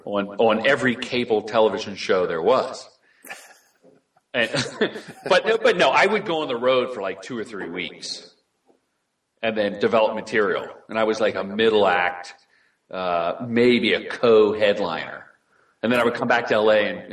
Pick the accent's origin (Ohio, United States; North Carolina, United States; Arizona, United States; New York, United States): Ohio, United States; also born or lived in Virginia; I grew up in Ohio and then Virginia, where in Virginia I was introduced to Red Fox albums.